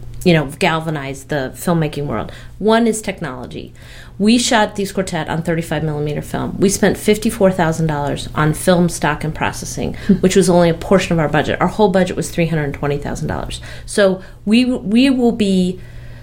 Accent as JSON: {"language": "English", "region": "Kentucky", "country": "United States", "tie": "born or raised there", "also_born_or_lived": "Los Angeles / Park City, Utah", "moved": "yes", "lives_now": "Evanston, United States", "said": "I grew up in Kentucky"}